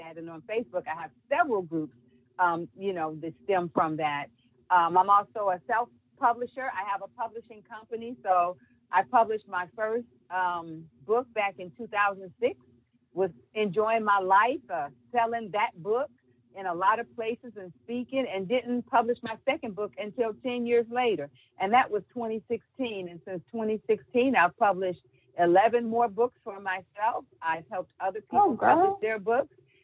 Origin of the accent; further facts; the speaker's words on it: Hampton, Virginia, United States; moved away as an adult; now in Sumter, United States; I'm a Virginia born and bred in Hampton, Virginia. That's my home